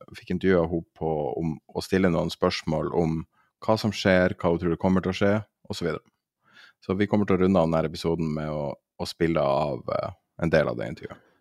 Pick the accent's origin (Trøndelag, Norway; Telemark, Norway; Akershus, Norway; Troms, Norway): Troms, Norway; Tromsø; der jeg er fra, i Tromsø og i Finnmark